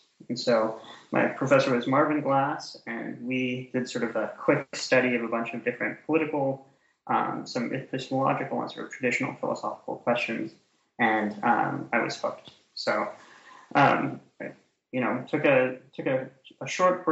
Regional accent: Canada; moved away as an adult; also born or lived in Ottawa, Ontario; I'm Canadian originally

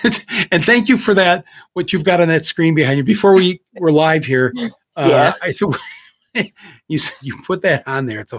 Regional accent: Ireland; I said, yeah, I'm supposed to drink because I'm Irish.

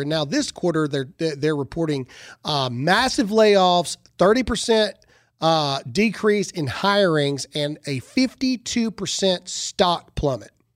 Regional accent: the South, United States; I'm from the South

